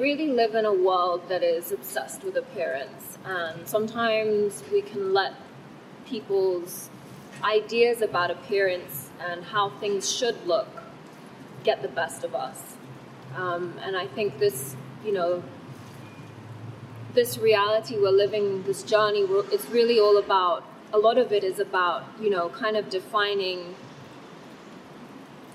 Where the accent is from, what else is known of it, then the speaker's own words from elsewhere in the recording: Thailand; first language Thai; English is a second language; moved away; also born or lived in England; I was actually born in Thailand, and my mother is half Thai, and Thai was actually my first language